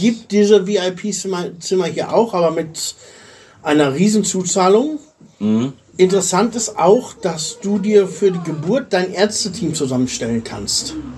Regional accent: Germany; moved away as an adult; now in Bulgaria; wie lebe ich als Deutscher in Bulgarien?

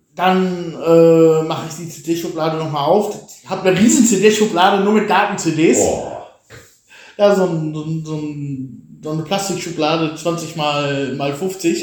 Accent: Germany; moved away as an adult; now in Bulgaria; dass ich als Deutscher da stehe

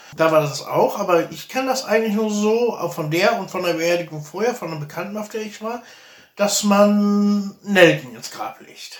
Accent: Germany; moved away; hier zu heiraten als Deutscher

